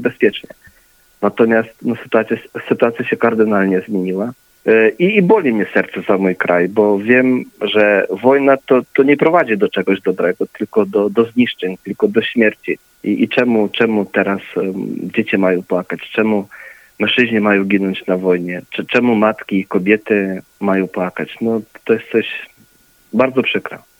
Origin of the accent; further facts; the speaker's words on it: Ukraine; ja jestem e, urodzony na Ukrainie, natomiast pochodzę z rodziny polskiej, mam też obywatelstwo polskie